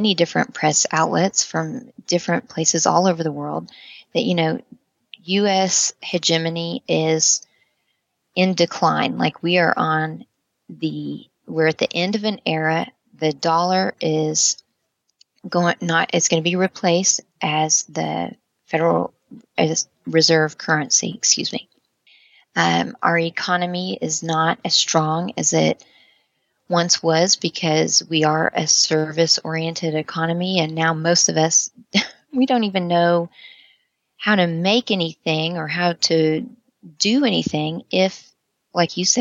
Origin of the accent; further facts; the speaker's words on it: United States; as an American